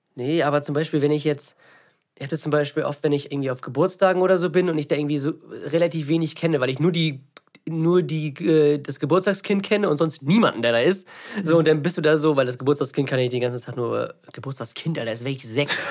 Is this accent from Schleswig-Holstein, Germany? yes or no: yes; Lübeck, Schleswig-Holstein, Germany; also born or lived in Eutin; ich bin hier in der Nähe aufgewachsen, diese Stadt, ne, in Lübeck hat mich geprägt